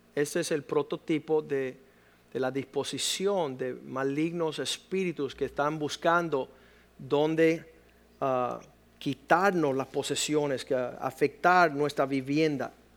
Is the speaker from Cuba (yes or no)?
yes; Cuba; moved away; En el país de donde provengo, de donde vienen mis padres, que es Cuba